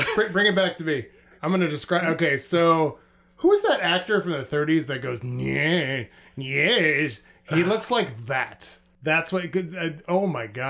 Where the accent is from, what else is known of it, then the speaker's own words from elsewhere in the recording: Southern California, United States; now in Arizona, United States; growing up in Southern California